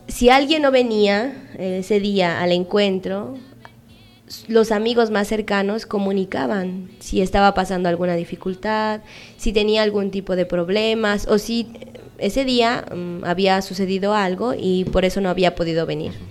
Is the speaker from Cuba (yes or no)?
no; Mexico; moved away as an adult; now in Peru; soy una misionera, soy mexicana. Y aquí en Perú tengo casi ocho años